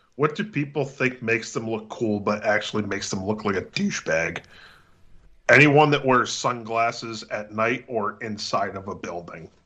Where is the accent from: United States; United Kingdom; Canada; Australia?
United States; Pittsburgh, Pennsylvania; accent: Pittsburgh; my Pittsburgh accent